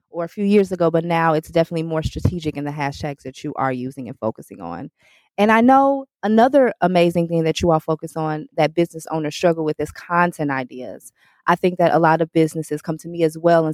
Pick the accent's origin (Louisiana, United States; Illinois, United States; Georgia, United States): Illinois, United States; Chicago; I'm from Chicago